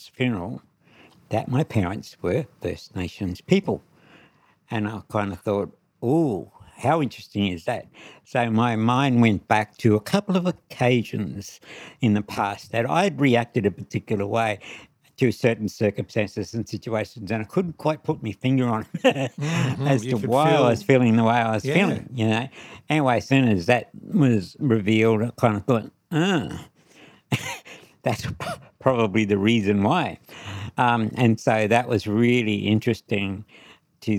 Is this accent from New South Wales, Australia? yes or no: no; Charleville, Queensland, Australia; also born or lived in St. George, Queensland; I was born in Charleville, Western Queensland